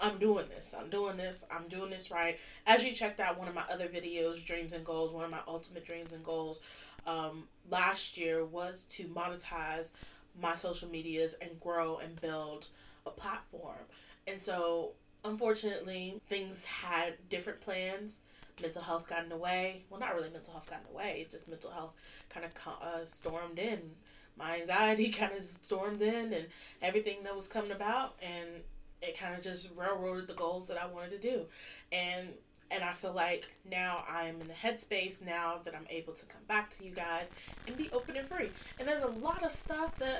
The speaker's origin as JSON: {"language": "English", "country": "United States", "moved": "as an adult", "lives_now": "United Kingdom", "said": "being an American expat here"}